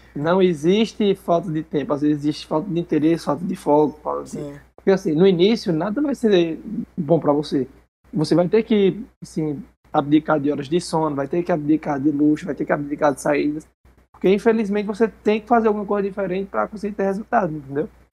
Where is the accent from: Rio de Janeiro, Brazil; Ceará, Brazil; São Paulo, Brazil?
Ceará, Brazil; interior of; eu venho da cidade do interior do Ceará. Mas bem antes dessa cidade aqui, eu era de um sítio, uma vilazinha, que é o interior do interior.